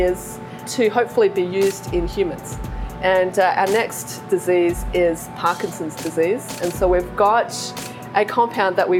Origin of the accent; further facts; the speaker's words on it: Western Australia, Australia; moved away as an adult; also born or lived in United Kingdom / Research Triangle Park, North Carolina; now in Charleston, United States; So I was born in a very small town in Western Australia. It's a small gold mining town. And I lived there for most of my life, up until the age of about 26, I guess.